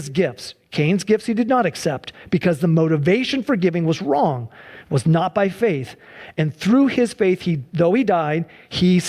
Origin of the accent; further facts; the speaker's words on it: United States; We have been living as American Christians, as Americans